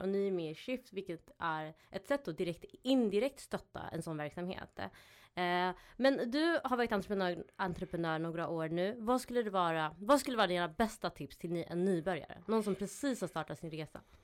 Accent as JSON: {"language": "Swedish", "region": "Skåne", "country": "Sweden", "said": "Jag som är från Skåne"}